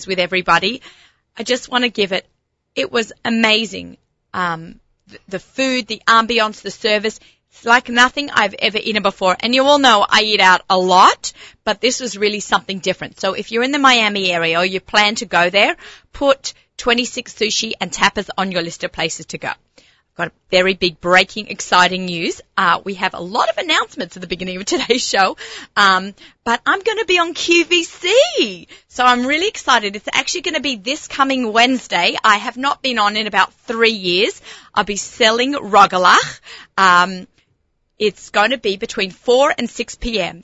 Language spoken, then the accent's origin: English; Australia; accent: Australian; also born or lived in Lower East Side, New York; now in United States; I came here as an immigrant